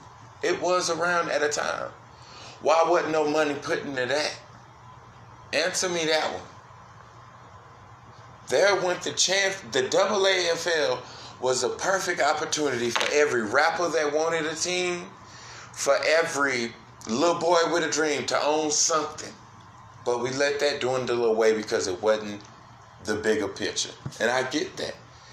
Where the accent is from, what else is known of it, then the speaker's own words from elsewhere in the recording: Brooklyn, New York, United States; I'm going to put it in Brooklyn, yo. I'm from Brooklyn, yo.